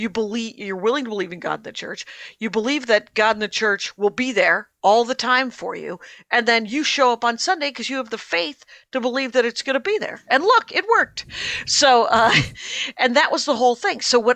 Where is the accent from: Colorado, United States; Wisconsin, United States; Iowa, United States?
Wisconsin, United States; And I was raised in the Armenian church, which is blessedly entirely in Armenian, which means I could believe whatever I want.